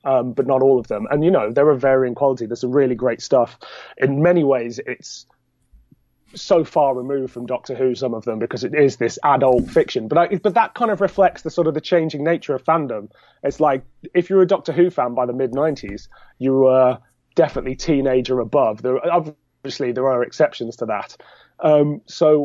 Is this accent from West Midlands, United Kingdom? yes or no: yes; Birmingham, West Midlands, United Kingdom; I'm from Birmingham